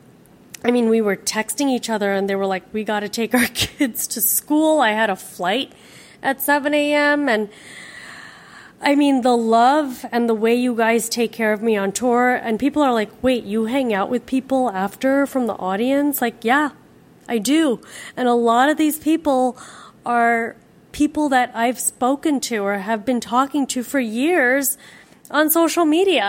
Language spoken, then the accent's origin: English; Miami, Florida, United States; I'm from Miami.